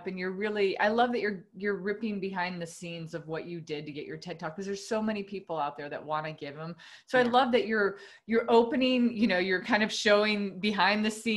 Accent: United States; a Spanish last name and I'm American

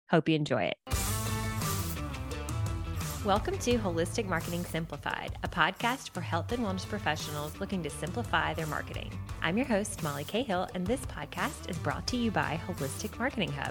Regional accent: Alabama, United States; accent: Southern; also born or lived in San Diego; And I said, and I used to sound a lot more Southern. I'm from Alabama, but I, uh, we lived in San Diego for six years and we've lived.

